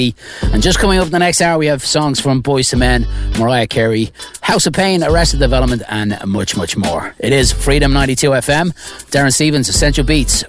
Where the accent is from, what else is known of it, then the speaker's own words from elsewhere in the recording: Dublin, Leinster, Ireland; now in Rochester, United States; my my home country of Dublin, Ireland.